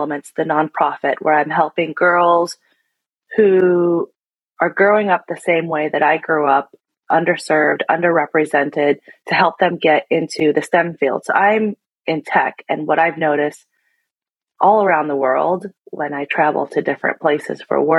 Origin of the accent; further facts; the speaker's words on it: Seattle, Washington, United States; My ethnicity, I'm Vietnamese. And then I was born here in Seattle. And so I will identify as Vietnamese American